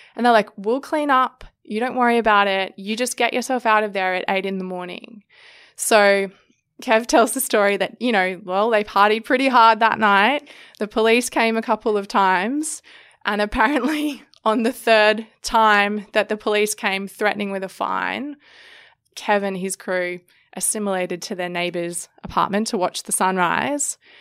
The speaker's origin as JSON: {"language": "English", "town": "Sydney", "region": "New South Wales", "country": "Australia", "tie": "born or raised there", "said": "I grew up in Sydney"}